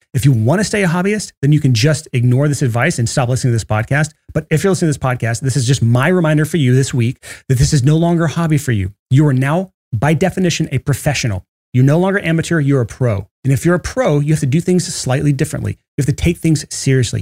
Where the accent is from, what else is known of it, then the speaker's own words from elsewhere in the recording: Alabama, United States; I'm from Alabama.